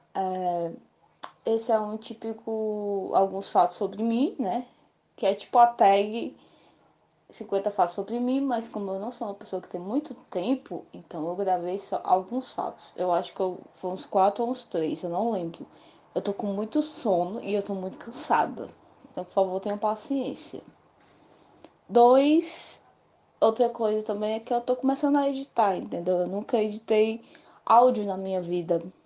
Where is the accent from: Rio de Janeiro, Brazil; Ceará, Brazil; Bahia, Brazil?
Ceará, Brazil; also born or lived in Caucaia, Ceará; eu sou cearense. Eu moro na cidade de Calcaia, Ceará.